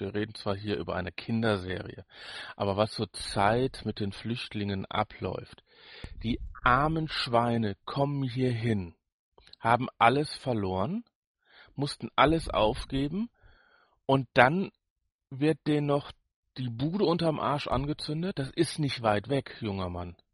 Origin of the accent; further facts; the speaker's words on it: Ruhr area, North Rhine-Westphalia, Germany; wir sind ja beide hier im Ruhrport groß geworden. Du zwar auf dem Dorf, ich mitten in der Stadt.